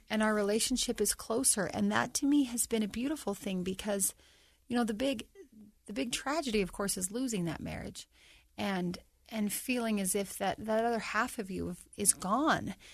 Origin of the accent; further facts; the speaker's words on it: North Ogden, Utah, United States; for my hometown